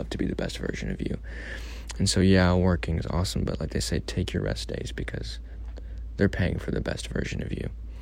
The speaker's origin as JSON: {"language": "English", "region": "Missouri", "country": "United States", "moved": "yes", "said": "I'm from Missouri, you know, I'm not from here"}